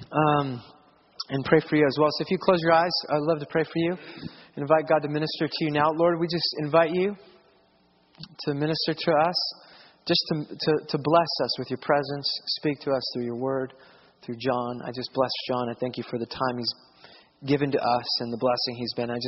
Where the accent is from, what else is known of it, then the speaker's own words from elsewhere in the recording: Southern California, United States; growing up in Southern California